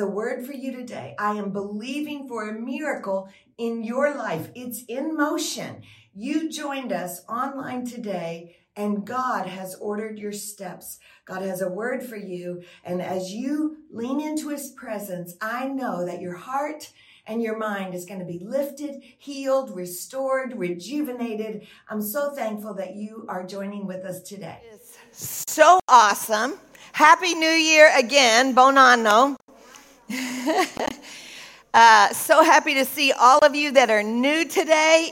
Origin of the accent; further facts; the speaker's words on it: Texas, United States; moved away; also born or lived in Tennessee; I'm from Texas. I got a little Tennessee in me